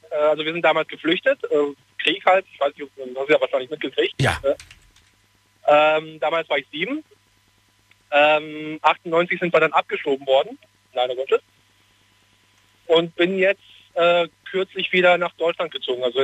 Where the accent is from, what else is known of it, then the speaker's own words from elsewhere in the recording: Bosnia & Herzegovina; now in Offenbach, Germany; Äh, aus Bosnien eigentlich.